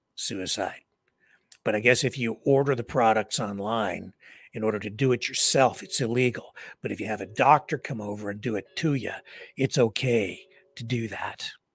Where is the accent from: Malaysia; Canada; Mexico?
Canada; being a Canadian